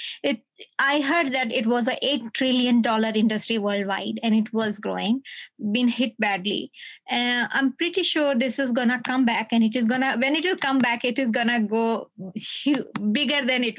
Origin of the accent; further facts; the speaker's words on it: Lucknow, Uttar Pradesh, India; moved away; also born or lived in Delhi; I'm from Lucknow. So from Delhi to Lucknow, it's like it used to be 12 hours journey.